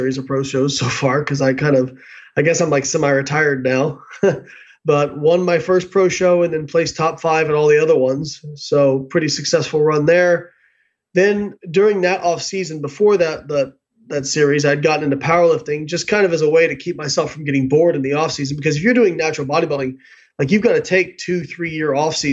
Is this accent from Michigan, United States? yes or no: no; Evansville, Indiana, United States; moved away; I grew up in Evansville, Indiana